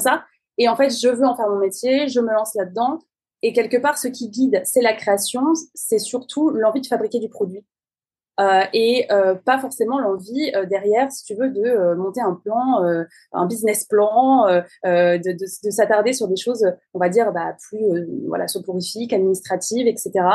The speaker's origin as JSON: {"language": "French", "country": "France", "said": "je suis française"}